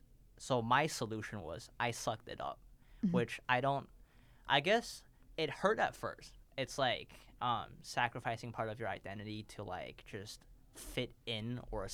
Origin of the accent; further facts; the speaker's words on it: Beijing, China; born there; If you ask me who I am, okay, I was born in Beijing, but am I really from Beijing? No.